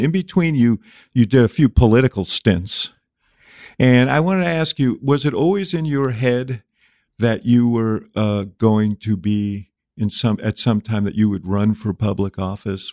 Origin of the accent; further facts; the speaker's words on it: Chicago, Illinois, United States; the fifty-seventh mayor of my hometown, the city of Chicago